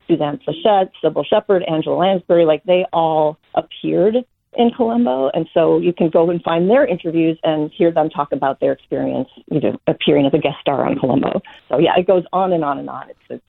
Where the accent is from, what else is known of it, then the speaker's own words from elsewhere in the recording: Minneapolis, Minnesota, United States; moved away as an adult; also born or lived in New York City; I grew up in Minneapolis, Minnesota